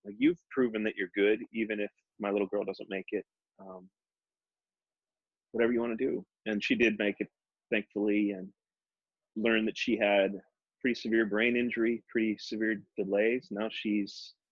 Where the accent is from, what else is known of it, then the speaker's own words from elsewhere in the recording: Minneapolis, Minnesota, United States; I grew up in Minneapolis